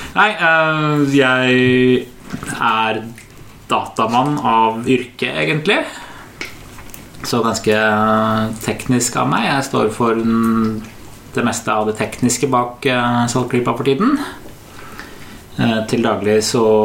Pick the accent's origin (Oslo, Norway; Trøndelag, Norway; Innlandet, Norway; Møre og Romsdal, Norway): Oslo, Norway; kjellerstua hjemme på Høybråten